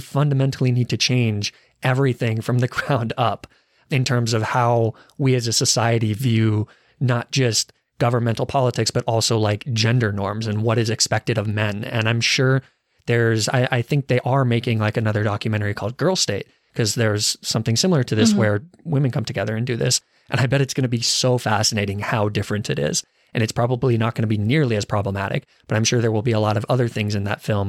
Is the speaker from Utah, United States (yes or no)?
no; Arizona, United States; I guess I'm from Arizona